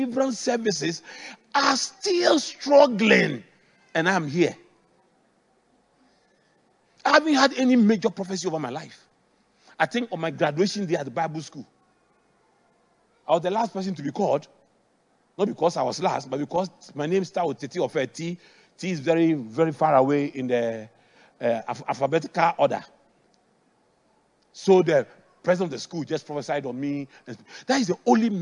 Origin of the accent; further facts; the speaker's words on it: Accra, Greater Accra, Ghana; I grew up in Adabraka